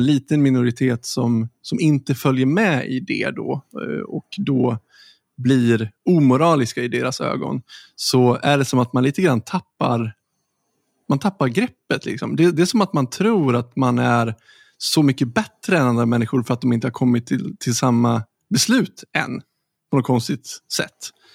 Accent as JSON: {"language": "Swedish", "country": "Sweden", "said": "som svenskar"}